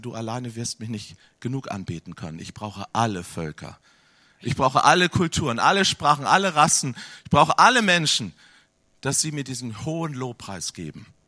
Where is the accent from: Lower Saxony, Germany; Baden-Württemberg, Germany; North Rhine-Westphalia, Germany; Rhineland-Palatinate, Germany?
Lower Saxony, Germany; Hanover; Ich komme aus Hannover.